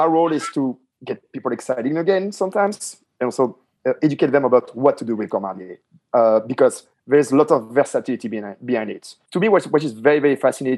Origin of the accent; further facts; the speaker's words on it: France; I grew up myself in France